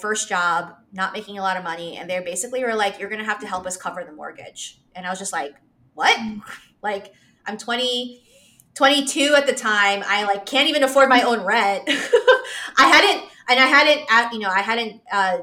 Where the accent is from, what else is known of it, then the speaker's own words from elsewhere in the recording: New York City, New York, United States; now in Charlotte, United States; I live in Charlotte, North Carolina. I grew up in New York City, in Queens.